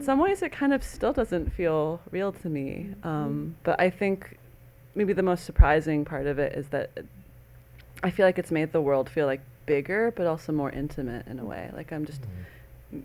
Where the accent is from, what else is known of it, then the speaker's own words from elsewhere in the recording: Iowa, United States; I'm from Iowa